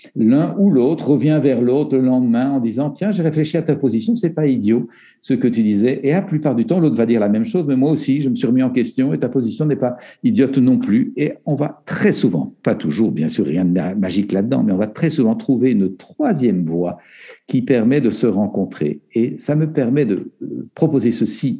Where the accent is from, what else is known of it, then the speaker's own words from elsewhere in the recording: Belgium; En Belgique, euh, où je suis belge